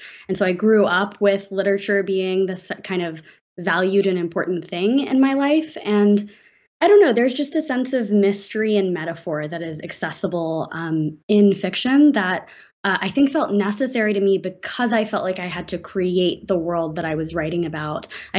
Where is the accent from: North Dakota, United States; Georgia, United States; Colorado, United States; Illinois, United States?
Georgia, United States; Atlanta; I grew up here in Atlanta, where I'm talking to you from, in kind of a very split life.